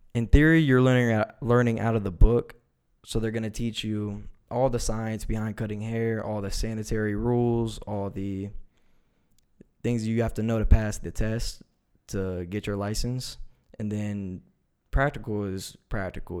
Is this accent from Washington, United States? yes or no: no; Reynoldsburg, Ohio, United States; I'm from Reynoldsburg, Ohio